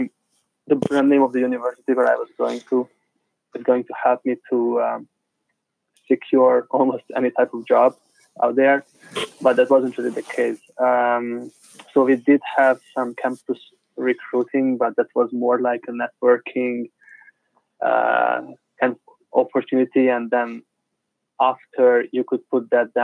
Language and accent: English; Budapest, Hungary; No, I'm from Budapest.